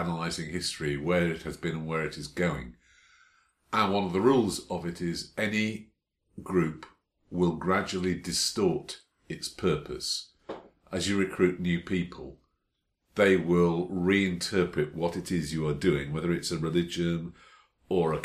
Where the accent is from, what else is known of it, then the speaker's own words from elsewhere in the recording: United Kingdom; I'm British.